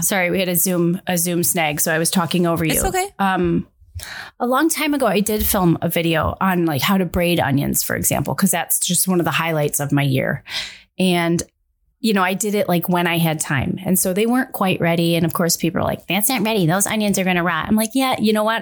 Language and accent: English; Midwest, United States; I'm from the Midwest.